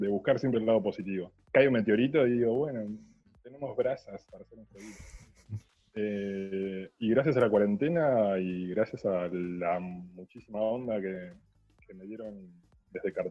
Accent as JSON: {"language": "Spanish", "town": "La Plata", "region": "Buenos Aires Province", "country": "Argentina", "said": "Yo soy de La Plata"}